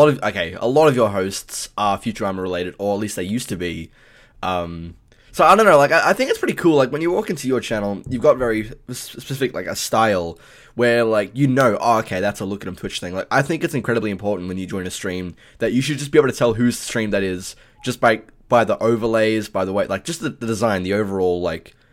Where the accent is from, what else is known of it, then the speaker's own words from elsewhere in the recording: Australia; I'm Australian